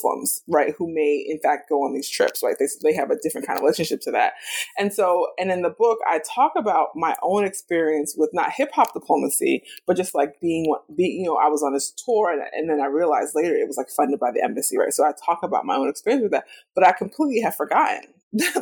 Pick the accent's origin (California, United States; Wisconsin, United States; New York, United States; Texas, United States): New York, United States; moved away as an adult; also born or lived in Damascus; now in Chicago, United States; I'm a New Yorker, so I was in New York. I was at home when 9/11 happened